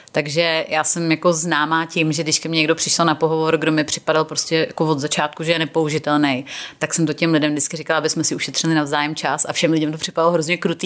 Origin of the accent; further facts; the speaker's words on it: Czechia; moved away as an adult; also born or lived in England; když jsem tenkrát odjela jako z Čech